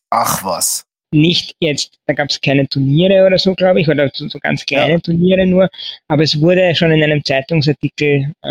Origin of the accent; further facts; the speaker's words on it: Lower Austria, Austria; moved away as an adult; now in Vienna, Austria; Jo, also ich komme aus Österreich, äh, eigentlich aus Niederösterreich und bin dann vor 15 Jahren nach Wien gezogen äh, zum Studieren